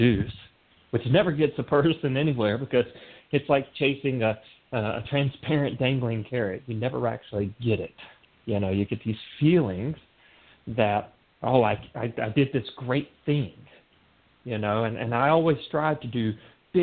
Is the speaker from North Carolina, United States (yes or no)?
yes; North Carolina, United States; moved away as an adult; also born or lived in Seattle, Washington; this little town that I grew up in North Carolina